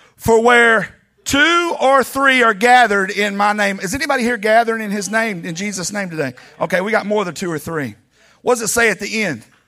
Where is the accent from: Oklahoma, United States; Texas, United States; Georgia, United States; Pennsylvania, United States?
Texas, United States; Laredo; I was born in Laredo